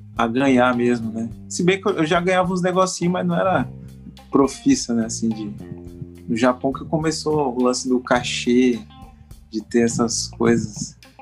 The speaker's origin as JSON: {"language": "Portuguese", "town": "Mauá", "region": "São Paulo", "country": "Brazil", "tie": "born or raised there", "also_born_or_lived": "Japan", "moved": "as an adult", "lives_now": "Rio de Janeiro, Brazil", "said": "eu sou é, natural de, do município de Mauá. Mauá é ali na periferia de São Paulo. E aí eu vivi em Mauá até os 18"}